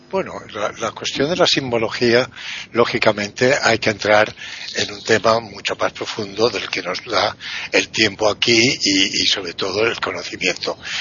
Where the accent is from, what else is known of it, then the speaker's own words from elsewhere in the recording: Spain; yo soy un león español